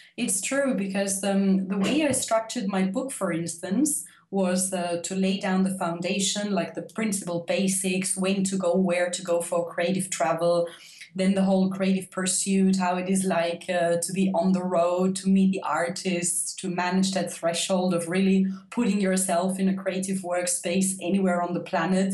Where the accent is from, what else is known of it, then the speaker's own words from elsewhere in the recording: Austria; I'm from Austria